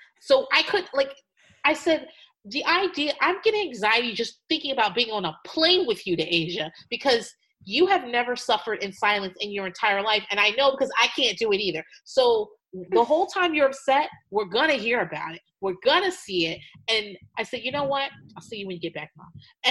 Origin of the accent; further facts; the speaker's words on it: Norfolk, Virginia, United States; you know I'm from Norfolk, right? I was born there. My parents got PCS back there when I was in high school. I am from Hampton Roads, Virginia Beach, Norfolk, Chesapeake. That's where I'm from.